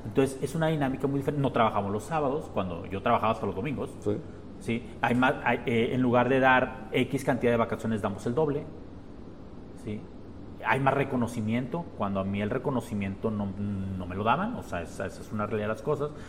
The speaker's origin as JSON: {"language": "Spanish", "country": "Mexico", "said": "nosotros como mexicanos"}